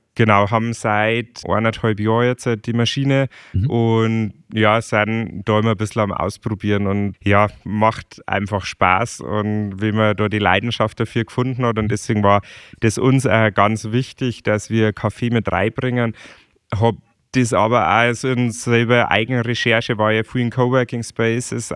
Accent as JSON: {"language": "German", "area": "Chiemgau", "region": "Bavaria", "country": "Germany", "said": "irgendwann mag ich wieder zurück ins Chiemgau, weil es bei uns einfach ja. so schön ist"}